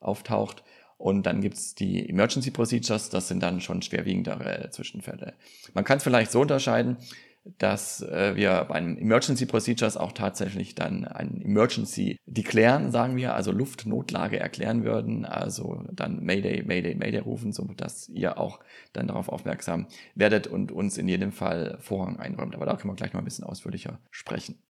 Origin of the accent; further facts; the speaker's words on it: Germany; Hier bei uns in Deutschland